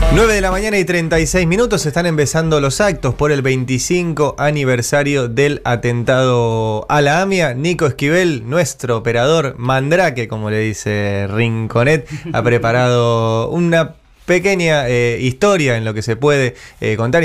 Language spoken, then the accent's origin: Spanish; Argentina